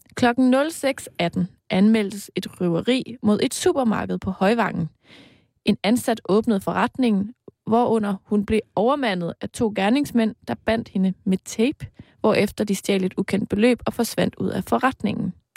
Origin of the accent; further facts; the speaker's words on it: East Jutland, Denmark; min hjemstavn, nemlig Østjylland